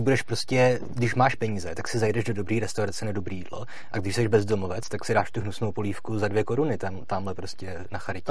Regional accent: Litomyšl, Pardubice Region, Czechia; já pocházím z Letomišle

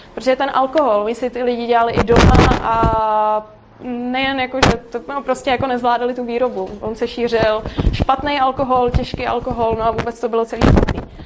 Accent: Prague, Czechia; já nejsem z Brna, já jsem z Prahy

